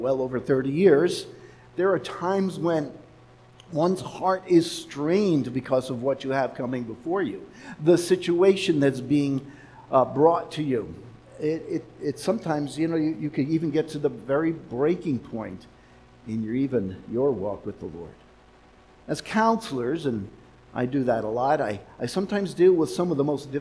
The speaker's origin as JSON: {"language": "English", "town": "New York City", "region": "New York", "country": "United States", "tie": "born or raised there", "moved": "yes", "lives_now": "Los Angeles, United States", "said": "where I was born in Manhattan, in New York City."}